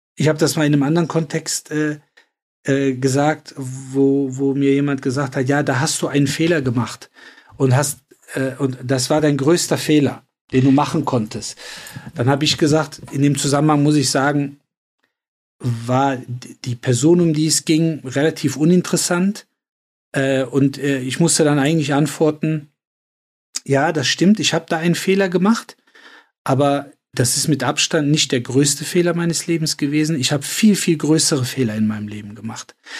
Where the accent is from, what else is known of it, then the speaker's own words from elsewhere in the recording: Cologne, North Rhine-Westphalia, Germany; in äh, Köln-Nippes vor allen Dingen, also wo ich groß geworden bin